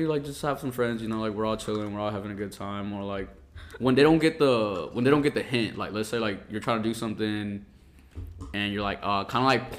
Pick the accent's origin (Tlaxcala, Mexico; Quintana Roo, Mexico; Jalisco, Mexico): Quintana Roo, Mexico; Cancún; now in Austin, United States; I was born in Cancun, so I'm not from the U.S.